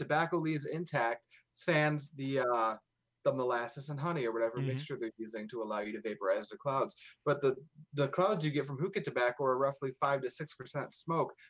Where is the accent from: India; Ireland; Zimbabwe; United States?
United States; Dearborn, Michigan; I'm from Dearborn.